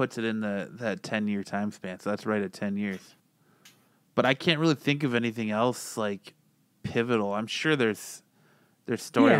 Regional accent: East Coast, United States; moved away; Like, I'm from the East Coast

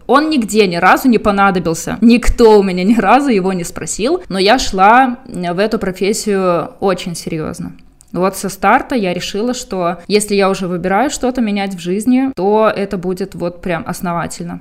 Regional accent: Belarus; now in Ukraine; я как, как белорус, который уже жил много лет в Украине

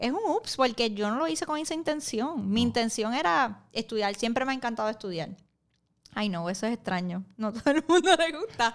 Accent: Puerto Rico; now in New York, United States; yo soy boricua

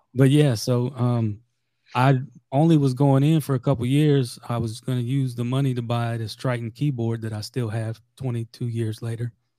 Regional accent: South Louisiana, United States; I'm from, I'm from South Louisiana originally

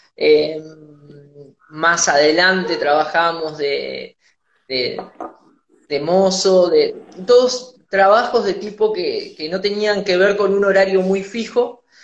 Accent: Tandil, Buenos Aires Province, Argentina; moved away; volverme a mi ciudad natal a Tandil

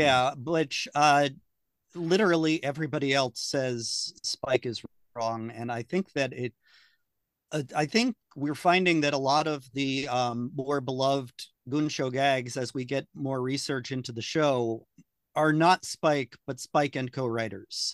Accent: United States; I'm American

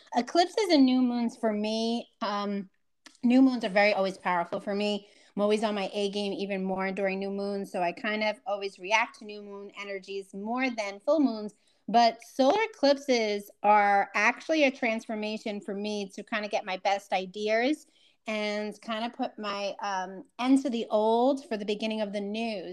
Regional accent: New York, United States; I'm that New Yorker

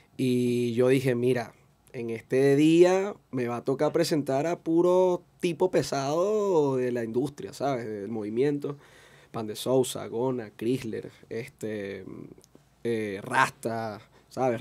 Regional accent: Caracas, Capital District, Venezuela; Yo nací en Katia, me crié en Katia hasta los 20 años aproximadamente

